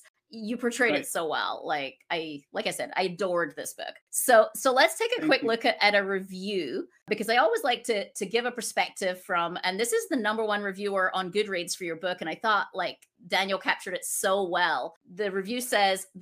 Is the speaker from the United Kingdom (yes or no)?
yes; Scotland, United Kingdom; now in United States; I'm originally from Scotland, and now I live in the States, and we're nomads